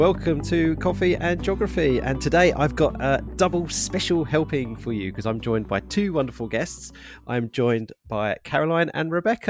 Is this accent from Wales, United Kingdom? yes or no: no; Harlow, East of England, United Kingdom; Yeah, I'm from Harlow in Essex, but my dad's from the eastern of London, so I'm kind of like Cockney Essex hybrid.